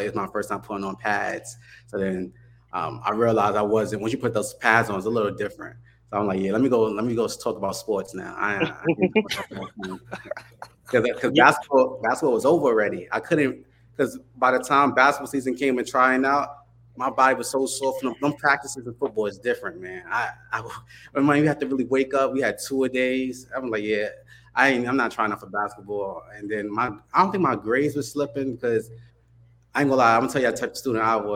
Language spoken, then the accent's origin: English; New York City, New York, United States; moved away as an adult; now in Wilmington, United States; born and raised in Harlem, New York